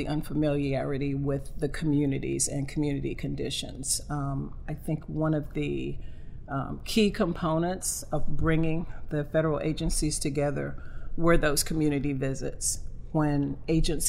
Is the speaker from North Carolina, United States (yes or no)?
yes; Sampson County, North Carolina, United States; born or raised there; moved away as an adult